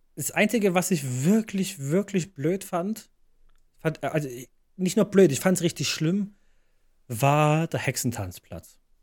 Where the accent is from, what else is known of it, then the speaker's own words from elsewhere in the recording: Leipzig, Saxony, Germany; bei uns in Leipzig